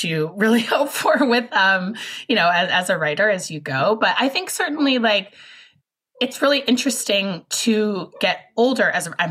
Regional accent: Seattle, Washington, United States; my hometown, which is Seattle, Washington, which is a place that's changed a great deal since I was growing up here

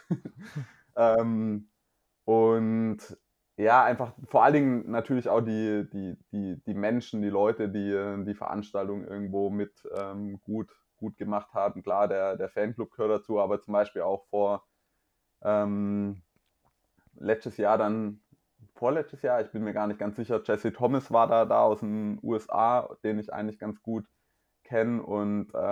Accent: Mühlacker, Baden-Württemberg, Germany; Mühlacker Triathlon, den du ja auch schon gewonnen hast der ist, Stimmt. Äh, in, meiner, in meiner Heimatstadt

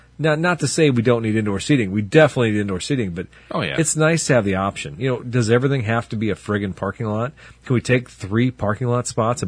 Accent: Pontiac, Illinois, United States; I grew up in Pontiac or near Pontiac

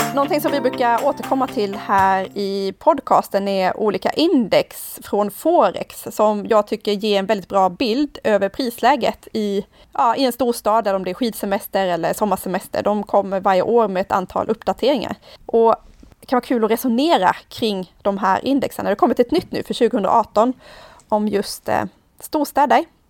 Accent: Sweden; för oss som svenskar

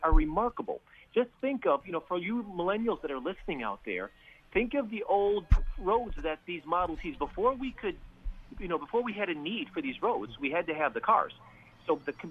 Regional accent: United States; as an American

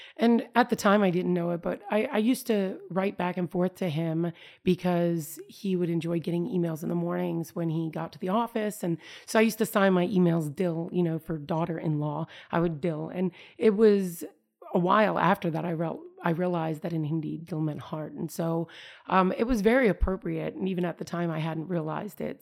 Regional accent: United States; as an American

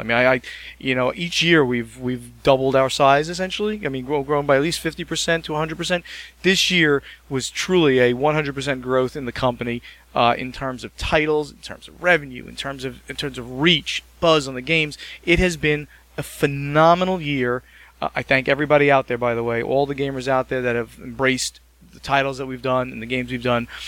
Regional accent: New Jersey, United States; I'm from New Jersey

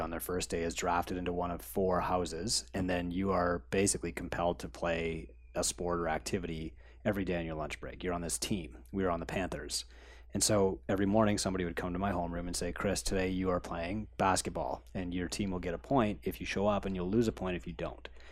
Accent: Canada; We're Canadian

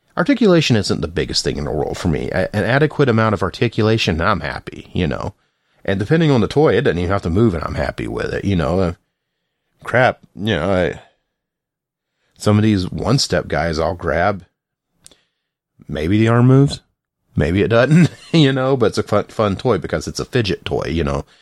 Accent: the South, United States; I'm from the South

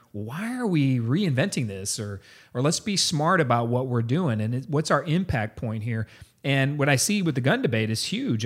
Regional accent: San Antonio, Texas, United States; I grew up in San Antonio. This is my town, my city, uh, I went to high school

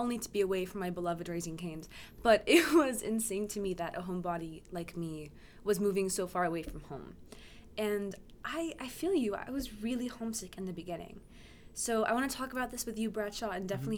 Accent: Oklahoma, United States; moved away as an adult; now in Washington, D.C., United States; I'm from Oklahoma

